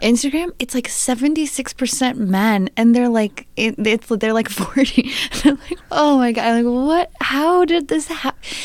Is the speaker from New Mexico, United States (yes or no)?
no; Bayfield, Wisconsin, United States; born or raised there; moved away; also born or lived in Madison, Wisconsin